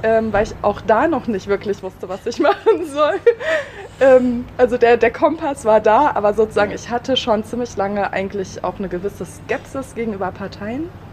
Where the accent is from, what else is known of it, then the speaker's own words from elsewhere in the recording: Kassel, Hesse, Germany; moved away as an adult; also born or lived in Überlingen / Istanbul; now in Bremen, Germany; Bin zwar geboren in Überlingen, allerdings in Kassel aufgewachsen